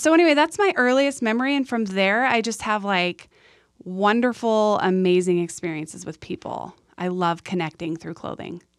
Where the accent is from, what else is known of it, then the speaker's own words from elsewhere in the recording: San Diego, California, United States; moved away as an adult; also born or lived in Idaho; now in Utah, United States; I grew up in San Diego